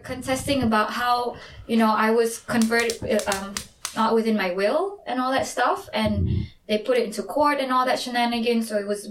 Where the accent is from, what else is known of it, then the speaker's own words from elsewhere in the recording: Sarawak, Malaysia; now in South Korea; We Sarawak here